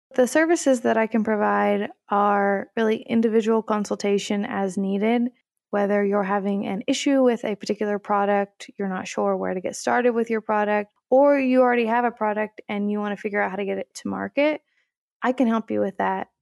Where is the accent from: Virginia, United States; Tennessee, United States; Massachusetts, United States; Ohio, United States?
Tennessee, United States; moved away as an adult; I'm originally from Tennessee, and I went to my undergrad actually at the University of Tennessee